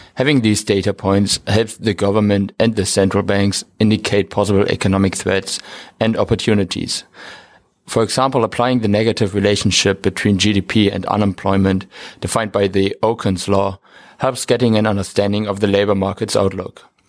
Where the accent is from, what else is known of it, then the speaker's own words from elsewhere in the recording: Bremen, Germany; moved away; I'm from Bremen, Germany